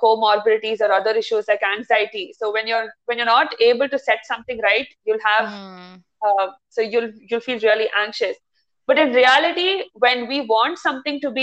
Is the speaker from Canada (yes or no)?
no; India; moved away as an adult; Born and brought up in India